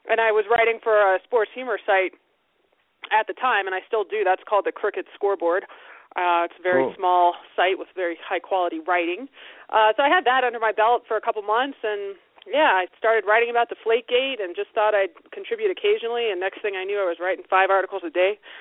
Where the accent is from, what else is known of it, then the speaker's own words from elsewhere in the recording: Maryland, United States; now in Colorado, United States; I'm uh, I'm from Maryland, Ravens country. I live in Colorado, which is Broncos country, and we're about to move out to Winchester, Virginia next week. So I'm super excited to get closer to my home state of Maryland.